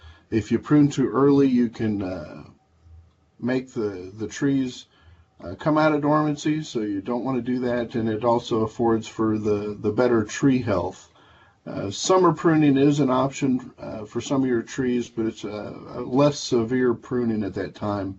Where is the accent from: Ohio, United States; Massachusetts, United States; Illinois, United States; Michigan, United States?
Illinois, United States; Goreville; I did grow up in a setting of nature in the Shawnee Natural Forest in southern Illinois. I lived at the Lake of Egypt near Goreville, my hometown